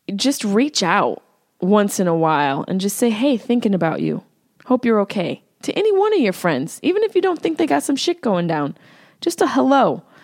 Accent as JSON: {"language": "English", "town": "Syracuse", "region": "New York", "country": "United States", "accent": "Syracuse", "said": "there's my Syracuse accent"}